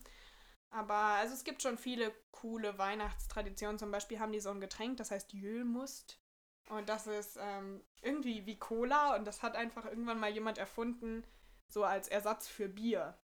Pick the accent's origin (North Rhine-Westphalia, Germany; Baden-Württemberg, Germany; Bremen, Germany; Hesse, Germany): Bremen, Germany; ich komme so aus der Nähe von Bremen, eigentlich aus so einem kleinen Dorf. Und ich wohne halt mit meiner Familie